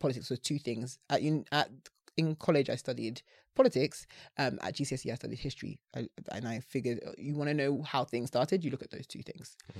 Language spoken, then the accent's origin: English; Essex, East of England, United Kingdom; growing up in Essex